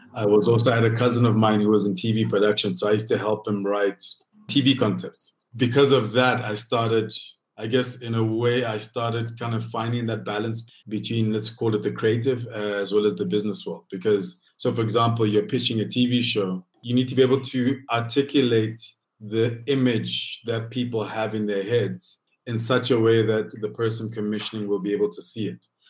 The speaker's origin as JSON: {"language": "English", "country": "Lesotho", "tie": "born or raised there", "moved": "as an adult", "lives_now": "Johannesburg, South Africa", "said": "Lesotho is the country that raised me"}